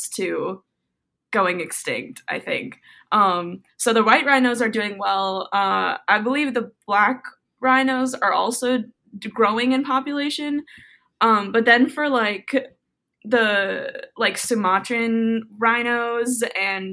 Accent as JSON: {"language": "English", "region": "South Florida", "country": "United States", "tie": "born or raised there", "said": "I was raised in South Florida"}